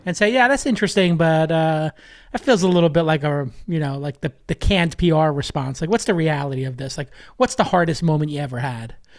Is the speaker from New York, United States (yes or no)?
yes; New York City, New York, United States; growing up in Brooklyn